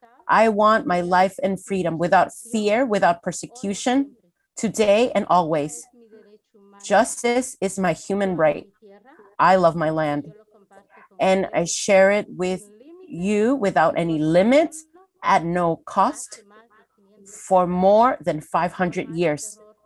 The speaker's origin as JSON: {"language": "English", "country": "Guatemala", "moved": "as an adult", "lives_now": "United States", "said": "I am from Guatemala. I am an indigenous woman. I came here to the United States around 2014, August 14th."}